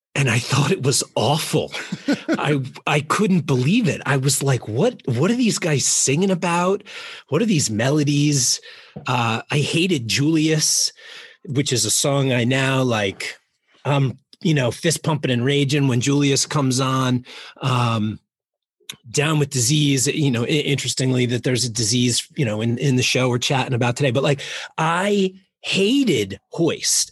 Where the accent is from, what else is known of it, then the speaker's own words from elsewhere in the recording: Jersey Shore, Monmouth County, New Jersey, United States; moved away as an adult; also born or lived in Baltimore; I grew up on the Jersey Shore, uh, like a mile from the beach in in Monmouth County